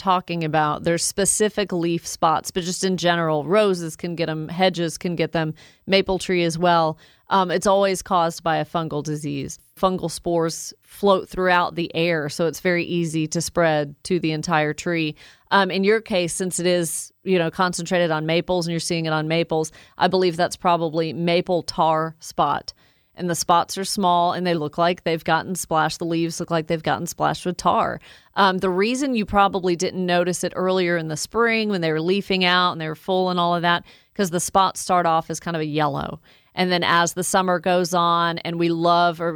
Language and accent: English; Woodstock, Georgia, United States; my hometown of Woodstock, GA